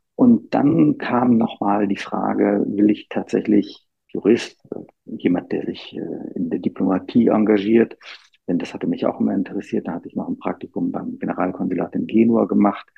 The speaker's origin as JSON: {"language": "German", "region": "Bremen", "country": "Germany", "tie": "born or raised there", "moved": "as an adult", "lives_now": "Rome, Italy", "said": "ich bin in Bremen äh, zur Schule gegangen und aufgewachsen"}